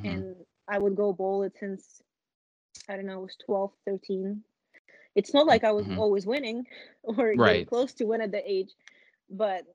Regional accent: Moscow, Russia; moved away; I grew up in Moscow

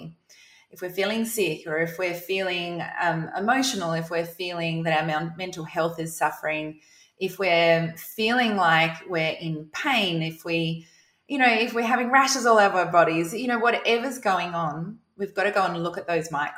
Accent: South Australia, Australia; moved away as an adult; now in Queensland, Australia; I'm from South Australia

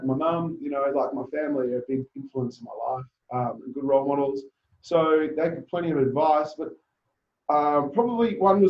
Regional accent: Papua New Guinea; also born or lived in Zambia; And I think that also came from my background growing up in Papua New Guinea and Zambia and having to change school, going to boarding school, multiple boarding schools.

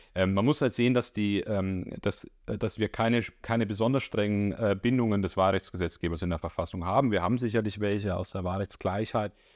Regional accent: Bavaria, Germany; accent: Bavarian; now in Leipzig, Germany; ich kann ja mit meinem Akzent nicht verbergen, dass ich dort herkomme

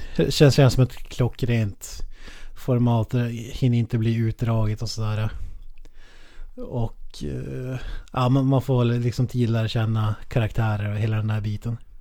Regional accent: Norrland, Sweden

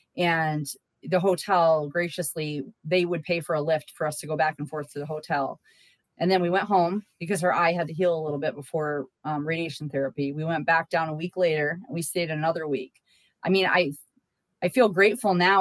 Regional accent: Massachusetts, United States; moved away; I'm from Massachusetts

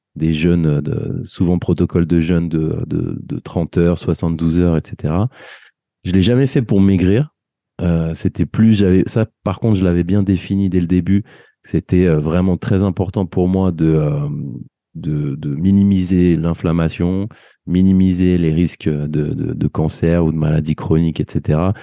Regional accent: France; on a grandi en France

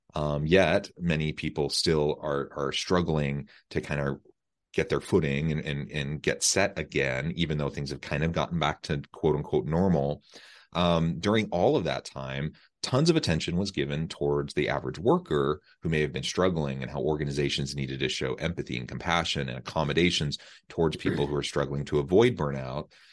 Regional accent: Missouri, United States; moved away; I'm from Missouri, uh, not far from Omaha, really, um, just a few hours.

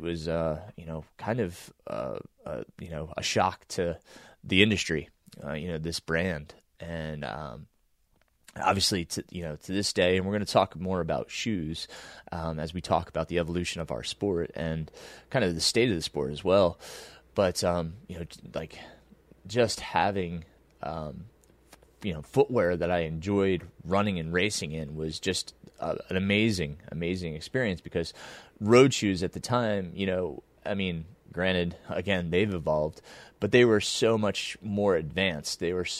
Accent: Middletown, New York, United States; I grew up in the Shawangunk Mountains in kind of southeastern New York, if you will, about an hour and a half northwest of Manhattan.

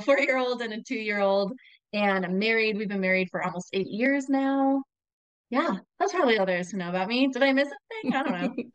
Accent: Albuquerque, New Mexico, United States; moved away as an adult; also born or lived in Texas; now in Minnesota, United States; I uh, was born and raised in Albuquerque, New Mexico, so that's where I'm from.

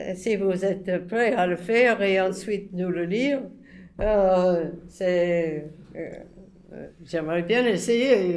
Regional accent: United States; moved away; je suis soi-disant neutre, je suis américaine

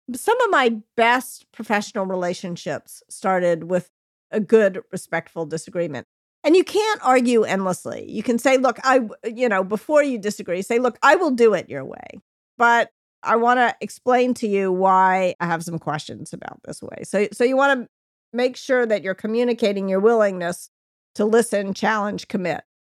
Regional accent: Memphis, Tennessee, United States; also born or lived in New York; now in California, United States; fly home to Memphis, be with your family

